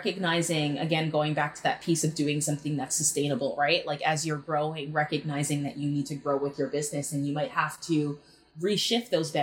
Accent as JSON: {"language": "English", "country": "Jamaica", "said": "I am Jamaican, and growing up Jamaican and within the Black culture"}